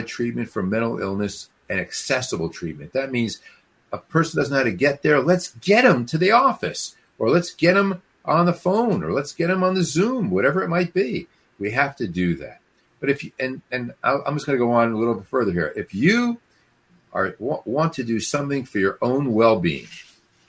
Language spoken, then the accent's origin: English; Newark, New Jersey, United States; I grew up in Newark, New Jersey